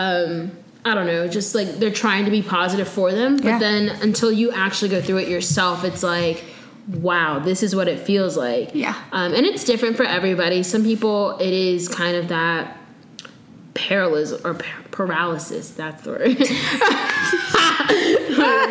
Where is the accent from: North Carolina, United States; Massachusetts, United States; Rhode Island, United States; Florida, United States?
Florida, United States; I'm from Florida